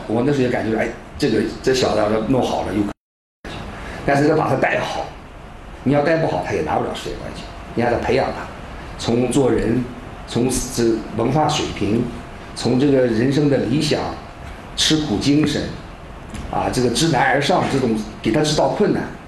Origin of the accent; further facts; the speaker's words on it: Dalian, Liaoning, China; moved away; 我刚进辽宁羽毛球队，我大连人